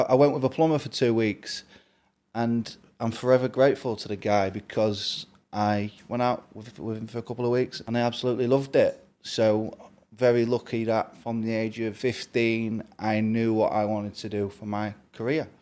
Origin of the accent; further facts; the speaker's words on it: Grimsby, Yorkshire and the Humber, United Kingdom; I'm from Grimsby in the northeast